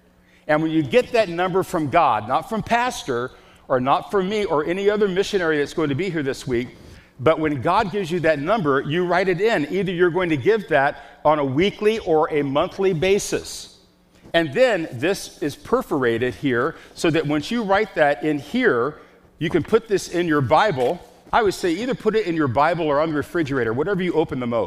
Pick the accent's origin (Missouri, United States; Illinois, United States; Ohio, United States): Illinois, United States; Chicago; I'm from Chicago